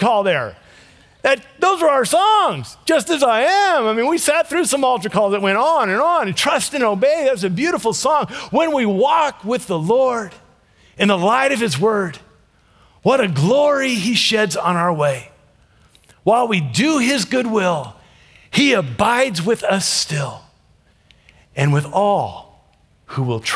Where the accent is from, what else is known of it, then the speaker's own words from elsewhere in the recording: Ruston, Louisiana, United States; I was born in Ruston, Louisiana